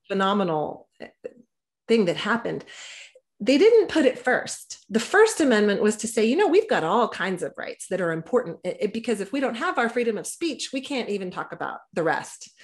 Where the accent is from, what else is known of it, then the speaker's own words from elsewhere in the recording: Texas, United States; I was raised in Texas by gun owners